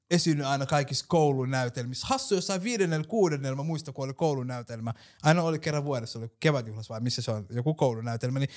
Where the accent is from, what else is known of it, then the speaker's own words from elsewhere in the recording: Tavastia, Finland; Mä oon hämäläinen, mutta en oo hidas.